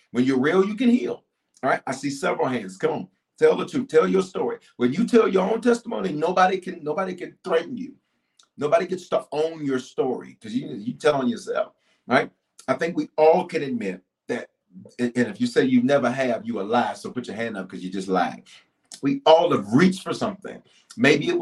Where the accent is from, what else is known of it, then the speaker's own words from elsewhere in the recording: the South, United States; growing up in the South